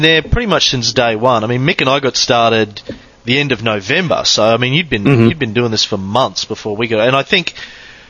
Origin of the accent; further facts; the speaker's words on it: Australia; Being an Aussie who missed out on MTV